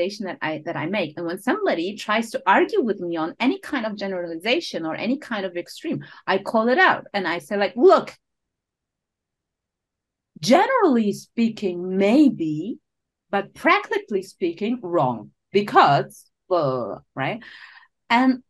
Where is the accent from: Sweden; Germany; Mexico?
Germany; Berlin; moved away as an adult; now in Switzerland; I'm from Berlin originally. So I live in Switzerland, but I'm originally from Berlin.